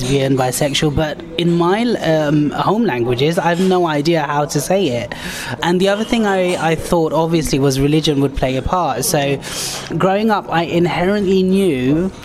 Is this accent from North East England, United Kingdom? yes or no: no; London, United Kingdom; I'm born and bred London